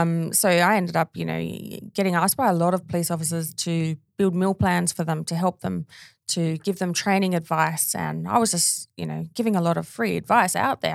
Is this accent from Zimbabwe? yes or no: no; Australia; my hometown